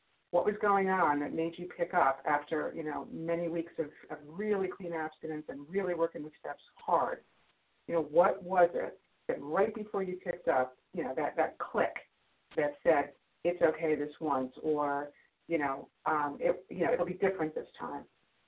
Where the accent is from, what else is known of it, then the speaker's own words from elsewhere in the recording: New York, United States; from New York, recovered compulsive overeater.